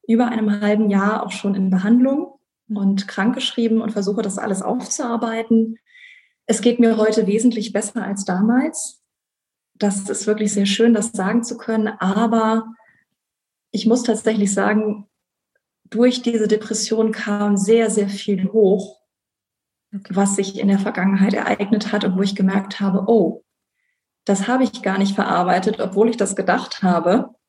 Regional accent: North Rhine-Westphalia, Germany; moved away as an adult; also born or lived in France; auch wenn ich leider schon lange nicht mehr im Rheinland lebe, bin ich Rheinländerin im Herzen und äh, bin dort zur Schule gegangen, bin dort aufgewachsen und ähm, habe dann auch erstmal nach dem Abitur dort studiert.

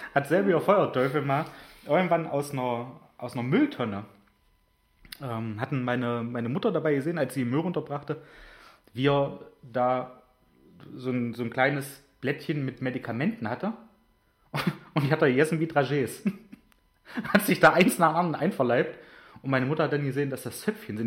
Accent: Germany; moved away; ich bin in Großonner aufgewachsen

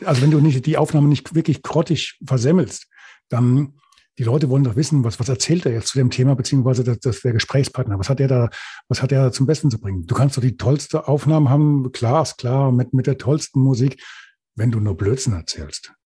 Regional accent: Hesse, Germany; accent: Hessian; also born or lived in Lüdenscheid; wenn du als Hesse geboren wirst und gerade hier noch bei uns in der Kante, dann nuschelst du automatisch

